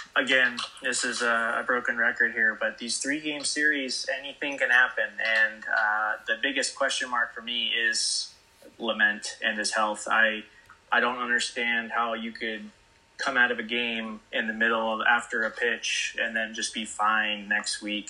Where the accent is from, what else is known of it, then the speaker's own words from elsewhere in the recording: Bay Area, California, United States; growing up in the Bay Area